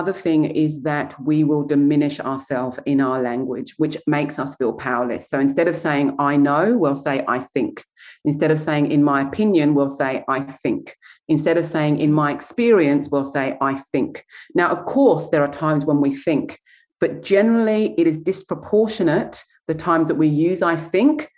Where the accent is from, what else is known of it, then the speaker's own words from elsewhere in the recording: England, United Kingdom; moved away as an adult; now in Australia; I come from England